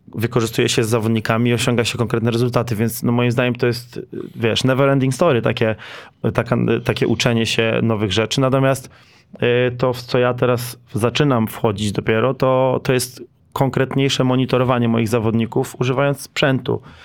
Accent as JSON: {"language": "Polish", "region": "Lower Silesian Voivodeship", "country": "Poland", "said": "jestem też z Dolnego Śląska"}